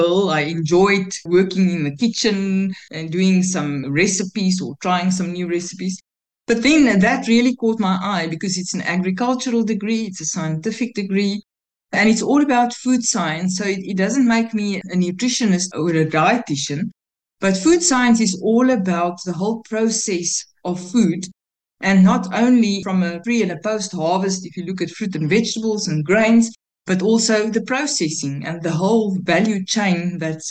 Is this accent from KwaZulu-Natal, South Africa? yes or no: no; Pretoria, Gauteng, South Africa; I grew up in Pretoria. That's born there, grew up school, even university.